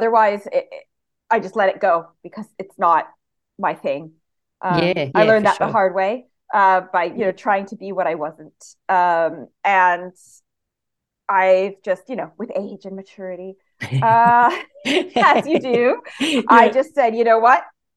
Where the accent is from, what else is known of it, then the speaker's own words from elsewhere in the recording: Canada; accent: Canadian; moved away as an adult; also born or lived in Italy; now in Lincolnshire, United Kingdom; I was born and raised in Canada, and then I spent a few years in Italy when I met my husband, and then we ended up moving here for his work